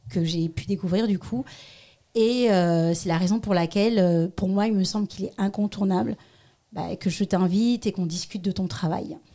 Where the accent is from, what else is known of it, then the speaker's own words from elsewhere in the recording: Strasbourg, Grand Est, France; moved away as an adult; also born or lived in Paris / Togo (paternal ancestry); Oui, je suis née à Strasbourg, en Alsace.